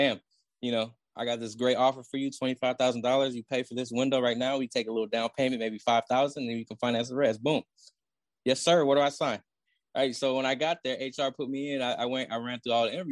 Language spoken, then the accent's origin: English; Oakland, California, United States; I grew up in Oakland